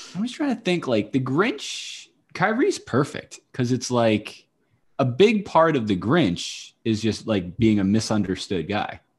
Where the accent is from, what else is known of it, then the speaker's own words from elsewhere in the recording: Nashua, New Hampshire, United States; I grew up in Nashua